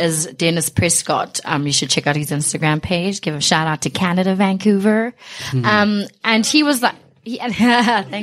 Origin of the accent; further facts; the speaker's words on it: Johannesburg, Gauteng, South Africa; also born or lived in East Bank, Alexandra; I was born 16th Street in Alexandra. Grew up from really humble beginnings